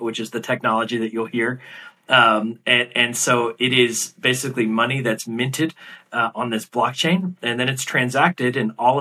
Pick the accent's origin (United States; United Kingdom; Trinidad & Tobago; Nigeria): United States; now in New York City, United States; you, as an American